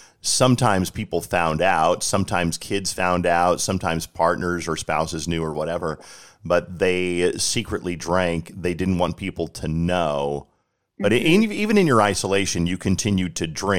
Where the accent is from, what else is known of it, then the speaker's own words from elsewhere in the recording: Colorado, United States; I'm from Colorado